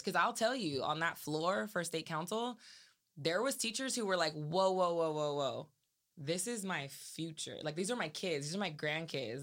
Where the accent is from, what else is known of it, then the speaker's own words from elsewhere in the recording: Salinas, California, United States; also born or lived in Seaside, California; growing up in Salinas